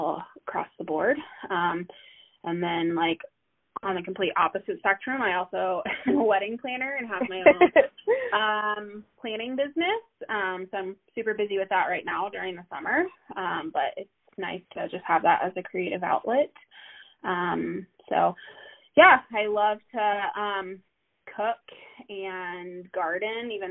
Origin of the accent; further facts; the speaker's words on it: Midwest, United States; moved away as an adult; now in Denver, United States; I live in the Denver area. I've been out here for almost 10 years. And I am a Midwesterner at heart.